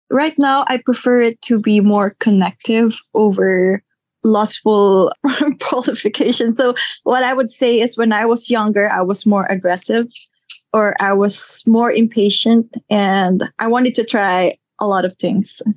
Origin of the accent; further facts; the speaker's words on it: Philippines; I am a Filipina born and raised here.